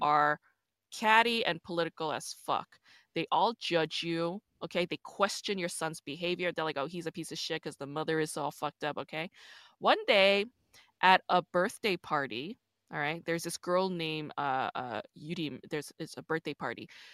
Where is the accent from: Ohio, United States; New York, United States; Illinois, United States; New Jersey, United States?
New York, United States; also born or lived in Busan, South Korea; I'm from New York, but, um, I was born in Busan